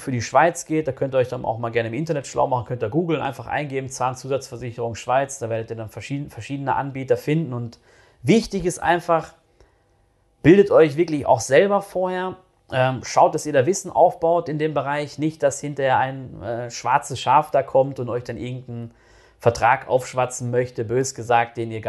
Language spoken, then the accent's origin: German; North Rhine-Westphalia, Germany; da halt in NRW, wo ich groß geworden bin